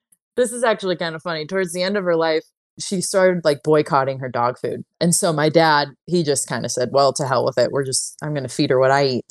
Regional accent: San Jose, California, United States; moved away; I am from California, from the Bay Area, and I grew up in San Jose

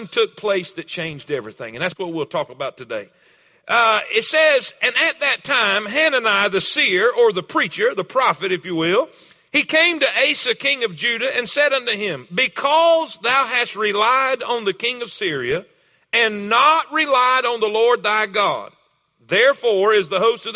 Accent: South Florida, United States; I'm from South Florida. I'm Florida cracker.

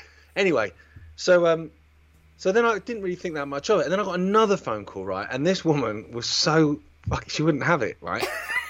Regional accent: Isle of Wight, South East England, United Kingdom; moved away; I grew up on the Isle of Wight.

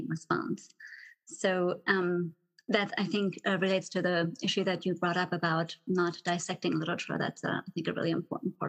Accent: Germany; moved away as an adult; also born or lived in Texas; now in Dallas, United States; So I'm originally from Germany, grew up in Germany

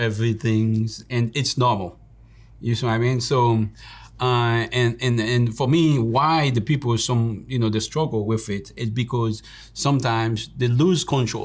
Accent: Haiti; the way that we grew up in Haiti

